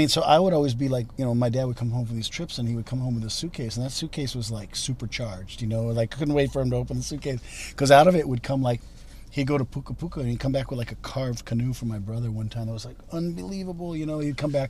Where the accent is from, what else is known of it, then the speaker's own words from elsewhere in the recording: Hawaii, United States; also born or lived in Austin, United States; Hawaii formed us in a certain way. Then we went to Austin